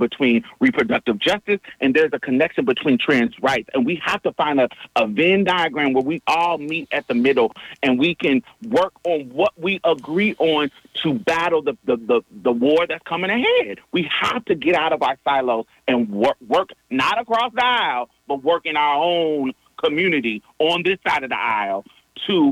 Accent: Texas, United States; I'm a Texan

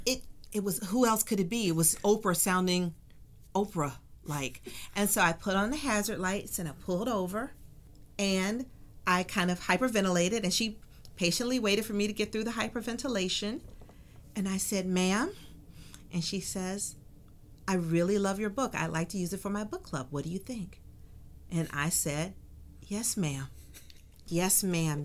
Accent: Atlanta, Georgia, United States; moved away as an adult; also born or lived in Tempe, Arizona; I grew up in Atlanta during the child murders.

